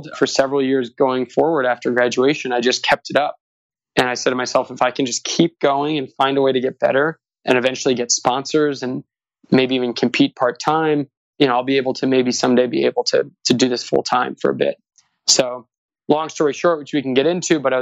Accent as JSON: {"language": "English", "region": "Southern California", "country": "United States", "tie": "born or raised there", "also_born_or_lived": "the South / Santa Barbara", "said": "I grew up in Southern California"}